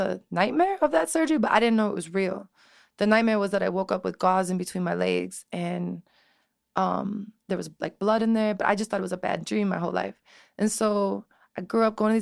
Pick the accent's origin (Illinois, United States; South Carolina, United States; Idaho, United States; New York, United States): Illinois, United States; Chicago; also born or lived in Elmwood Park, Illinois; I grew up in Chicago